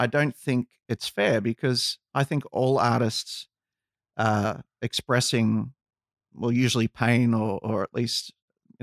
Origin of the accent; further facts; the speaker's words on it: Australia; Growing up in Australia, I was a little bit lucky because I was exposed to a lot of cultures